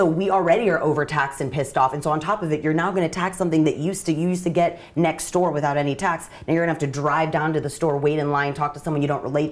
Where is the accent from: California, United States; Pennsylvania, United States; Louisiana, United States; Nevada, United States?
California, United States; Northern; born and raised in NorCal